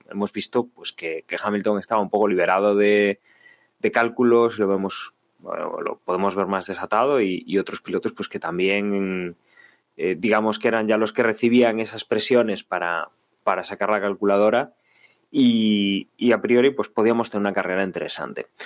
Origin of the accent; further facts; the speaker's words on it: Spain; como aficionados españoles, en, Carlos Sainz, a ver qué podía hacer